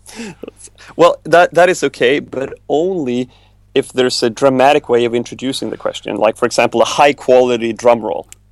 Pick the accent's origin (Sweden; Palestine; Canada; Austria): Sweden; moved away as an adult; now in United States; growing growing up in Sweden, I, I grew up very much to to, to the left of, of most people